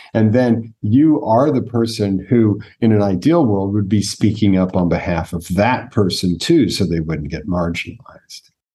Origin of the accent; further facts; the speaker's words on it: United States; first language English; Native American born, so I was born in America. English is my first language